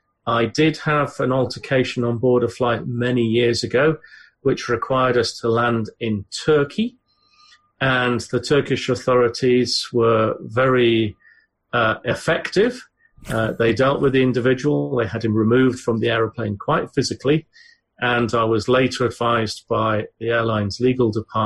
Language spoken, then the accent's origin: English; United Kingdom; but as a British person, you're watching these two people have this discussion, and you think, if this was in the UK